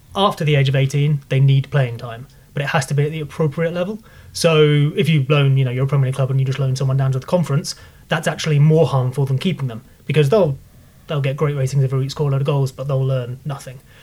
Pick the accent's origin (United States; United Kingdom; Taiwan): United Kingdom; Leamington Spa, West Midlands; I'm from Leamington